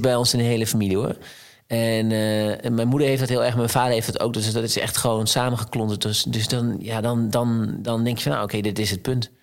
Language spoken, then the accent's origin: Dutch; Twente, Overijssel, Netherlands; ik kom uit Twente